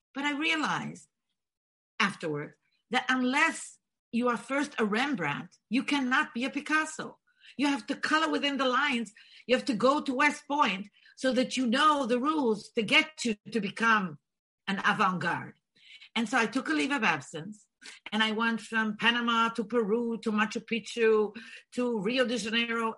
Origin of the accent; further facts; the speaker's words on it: Israel; first language Bulgarian; English is a second language; moved away as an adult; also born or lived in Bulgaria / America; now in United States; I was born in Bulgaria, raised in Israel, and decided to leave the land of milk and honey